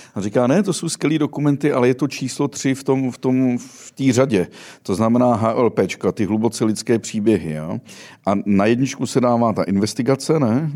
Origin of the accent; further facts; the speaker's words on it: Sudetenland, Czechia; My jsme oba dva ze Sudet.